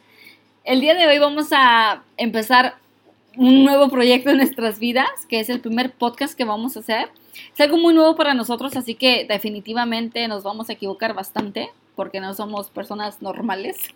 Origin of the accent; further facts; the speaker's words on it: Mexico; now in United States; Yo soy mexicana.